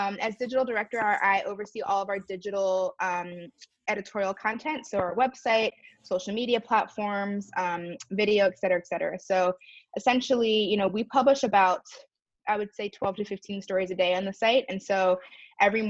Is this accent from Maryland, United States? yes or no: yes; Maryland, United States; I grew up biracial in the suburbs of Maryland